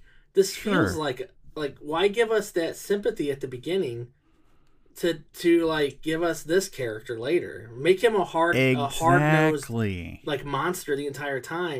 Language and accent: English; United States; I'm American